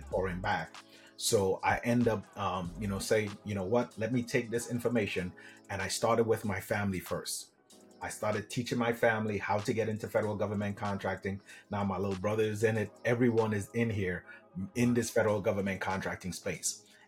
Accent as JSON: {"language": "English", "country": "Trinidad & Tobago", "moved": "yes", "said": "I'm originally from Trinidad and Tobago."}